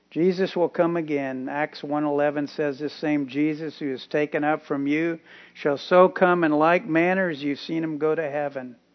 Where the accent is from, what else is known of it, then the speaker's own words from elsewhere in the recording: Tampa, Florida, United States; also born or lived in Key West, Florida; I'm 21 years old. I was born in Key West, Florida, and raised in Tampa.